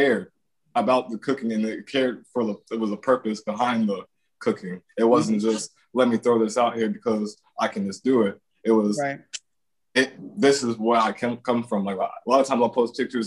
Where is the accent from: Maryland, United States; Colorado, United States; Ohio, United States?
Ohio, United States; Northeast; my hometown is like, it's Italians, Greeks, based community